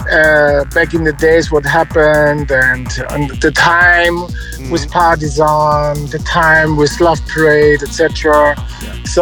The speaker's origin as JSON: {"language": "English", "town": "Ingolstadt", "region": "Bavaria", "country": "Germany", "tie": "born or raised there", "second_language": "English", "said": "to a friend yeah, from my hometown in Ingolstadt"}